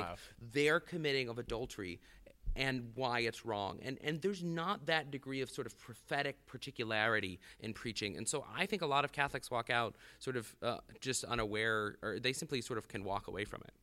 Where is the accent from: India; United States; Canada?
United States; the South; moved away as an adult; now in South Bend, United States; as a Southerner, there was no attraction to Notre Dame